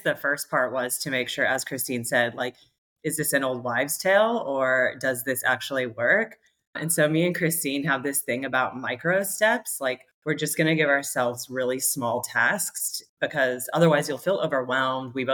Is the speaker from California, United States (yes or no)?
yes; California, United States; moved away as an adult; also born or lived in Australia; we're both American from California